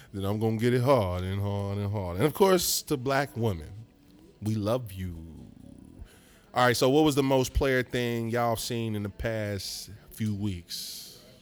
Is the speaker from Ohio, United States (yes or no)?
yes; Lincoln Heights, Ohio, United States; also born or lived in West Chester, Ohio; I'm from Lincoln Heights.